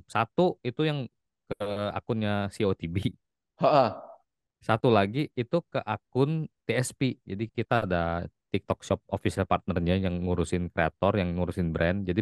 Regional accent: Palembang, South Sumatra, Indonesia; now in Jakarta, Indonesia; Asli, asli orang asli, aslinya ha. dari Palembang kok.

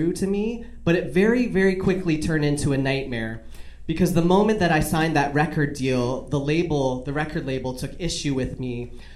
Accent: Canada; I just was Canadian. I'm Canadian. So I just like was raised in this world where it was like nice

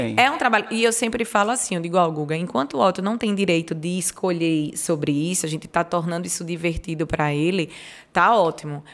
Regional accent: Alagoas, Brazil; eu sou uma lagoana orgulhosa

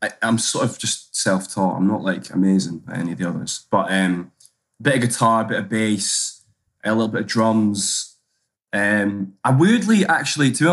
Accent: Edinburgh, Scotland, United Kingdom; moved away as an adult; now in London, United Kingdom; I'm from Edinburgh, based in London

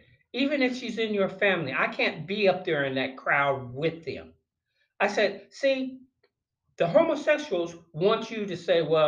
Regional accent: North Carolina, United States; in one of the churches that were in my hometown of North Carolina

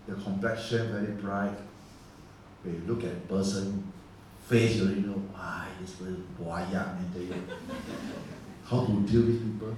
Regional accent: Singapore; we are Singaporean.

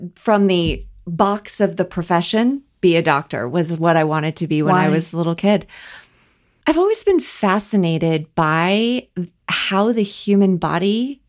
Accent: Colorado, United States; also born or lived in Wisconsin; I grew up born in Wisconsin, but moved shortly thereafter because my parents loved to ski and my mom grew up in the Colorado area. So they moved us early back to Colorado

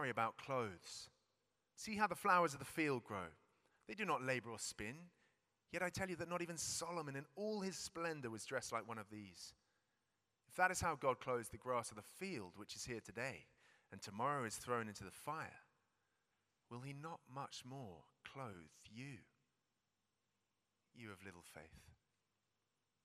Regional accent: United Kingdom; We're British.

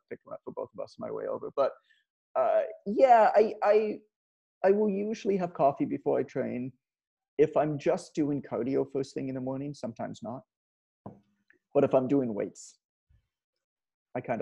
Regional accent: Canada; I'm Canadian. We kind of grow up with the cold

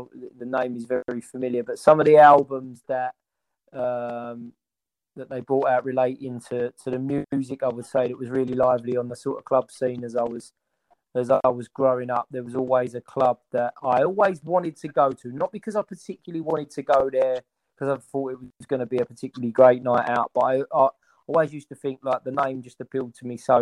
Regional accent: London, United Kingdom; I grew up in Walthamstow

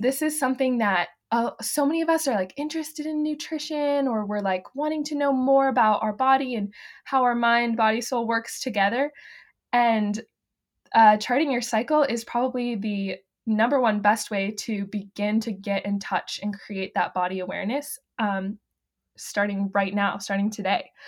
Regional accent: the Carolinas, United States; born or raised there; moved away as an adult; now in Kansas, United States

